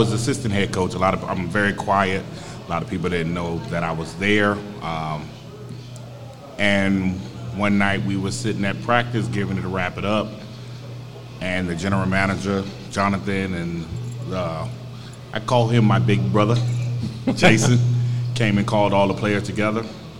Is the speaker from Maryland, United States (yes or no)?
no; Virginia, United States; now in San Antonio, United States; See, I'm originally from Virginia.